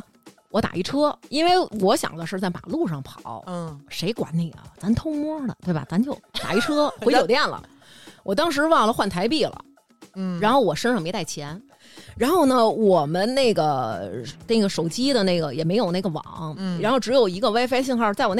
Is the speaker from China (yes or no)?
yes; Beijing, China; 营造出北京姑娘该有的这状态。